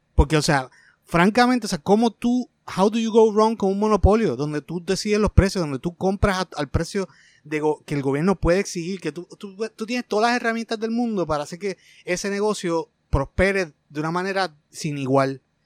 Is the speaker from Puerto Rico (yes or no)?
yes; Puerto Rico